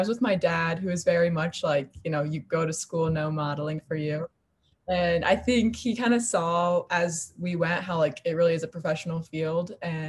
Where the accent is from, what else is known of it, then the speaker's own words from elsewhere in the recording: South Haven, Michigan, United States; moved away as an adult; now in Indianapolis, United States; So I'm originally from South Haven, Michigan, and then I currently go to school in Indianapolis, Indiana.